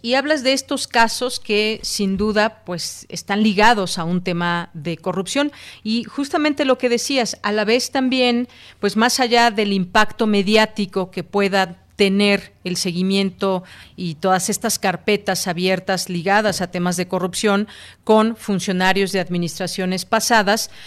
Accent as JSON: {"language": "Spanish", "country": "Mexico", "said": "como mexicanos"}